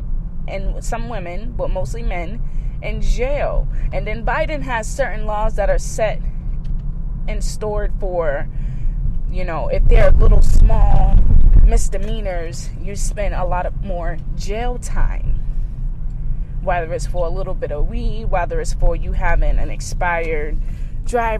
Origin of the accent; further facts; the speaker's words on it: Boston, Massachusetts, United States; I grew up in Dorchester